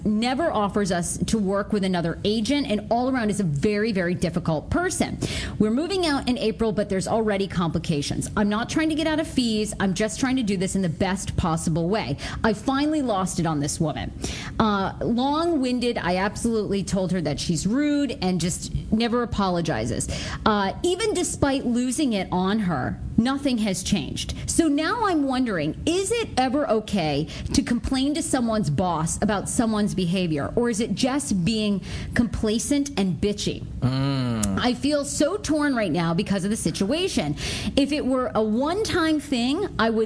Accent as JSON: {"language": "English", "town": "Rangeley", "region": "Maine", "country": "United States", "tie": "born or raised there", "moved": "yes", "said": "I grew up in Maine, in rural Maine. Born in this little town, Rangeley."}